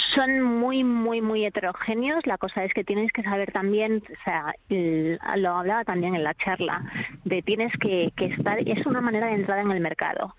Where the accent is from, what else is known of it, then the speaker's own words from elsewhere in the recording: Extremadura, Spain; como productora extremeña